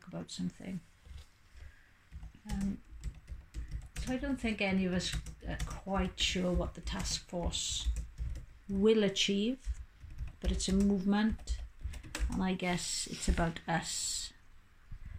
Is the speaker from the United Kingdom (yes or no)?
yes; Wales, United Kingdom; because we're all Welsh, we're all bilingual.